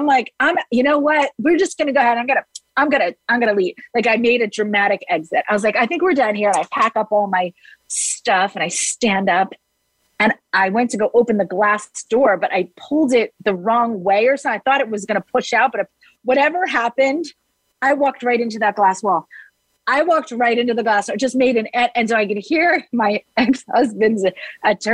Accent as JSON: {"language": "English", "region": "New Jersey", "country": "United States", "said": "I'm from New Jersey"}